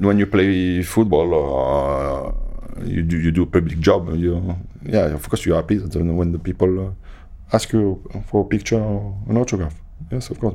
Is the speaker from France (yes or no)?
yes; France; moved away as an adult; also born or lived in England; I came from France.